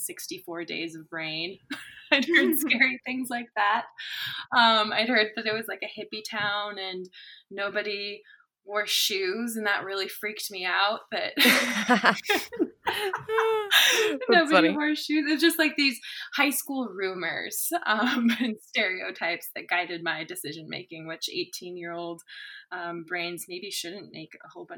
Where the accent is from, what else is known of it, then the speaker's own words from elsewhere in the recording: Yakima, Washington, United States; also born or lived in Reno, Nevada; now in Bellingham, United States; I grew up in Yakima, Washington, over on the east side.